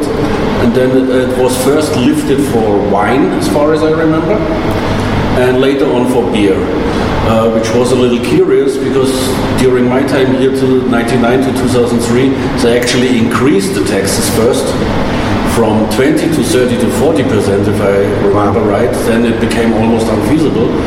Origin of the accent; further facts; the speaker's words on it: Germany; moved away as an adult; now in Hong Kong; I'm coming from Germany. I did my apprenticeship over 20 years ago. It was common there